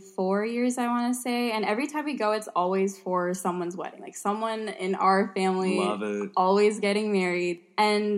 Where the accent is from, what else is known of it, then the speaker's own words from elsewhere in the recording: St. Louis, Missouri, United States; I'm Bengali American. I'm from St. Louis, Missouri